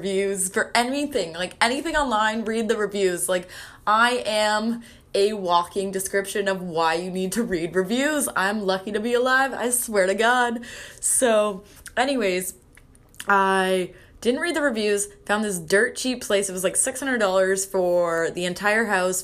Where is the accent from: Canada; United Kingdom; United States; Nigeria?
Canada; being a Canadian